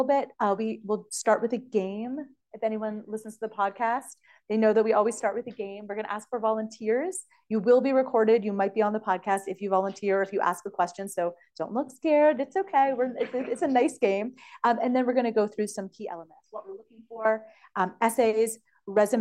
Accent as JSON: {"language": "English", "country": "Canada", "moved": "as an adult", "lives_now": "United States", "said": "I'm Canadian. Now I'm both, but I was Canadian."}